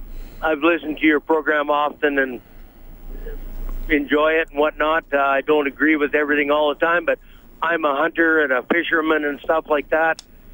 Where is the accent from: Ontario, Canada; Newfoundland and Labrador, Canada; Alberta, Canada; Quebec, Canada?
Alberta, Canada; I didn't move here. I was born here, actually.